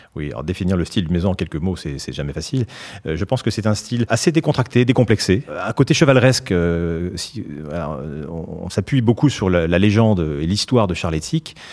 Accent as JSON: {"language": "French", "area": "Basque Country", "region": "Nouvelle-Aquitaine", "country": "France", "tie": "born or raised there", "also_born_or_lived": "Scotland", "moved": "yes", "said": "j'ai passé beaucoup de mon enfance au Pays Basque et en Écosse"}